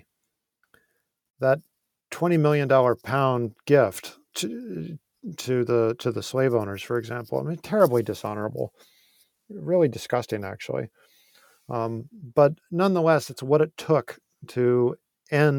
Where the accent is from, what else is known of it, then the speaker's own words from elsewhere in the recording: United States; I'm not Jamaican, I'm American